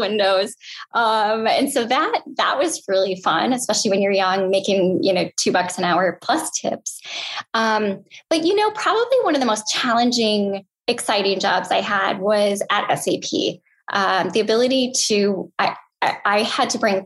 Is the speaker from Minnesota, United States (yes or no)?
yes; Austin, Minnesota, United States; Hormel Foods is headquartered there, which is kind of funny, but they have a spam jam every year and a spam museum.